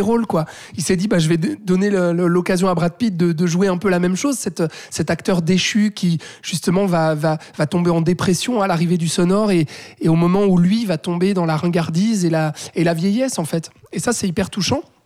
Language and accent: French; Switzerland; chez nous en Suisse